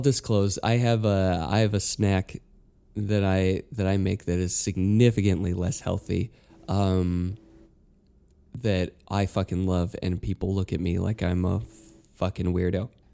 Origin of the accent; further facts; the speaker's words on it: Utah, United States; growing up in Utah